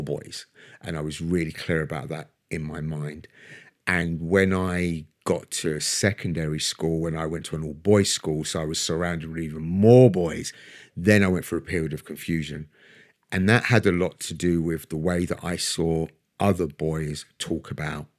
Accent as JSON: {"language": "English", "region": "London", "country": "United Kingdom", "tie": "born or raised there", "said": "So I was born and raised in Brixton, near the front line, the centre of the uprisings in 1981"}